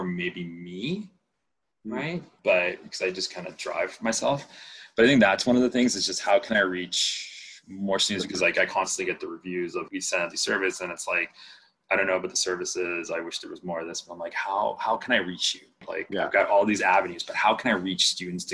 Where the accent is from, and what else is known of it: Panama; born or raised there; first language Spanish; English is a second language; moved away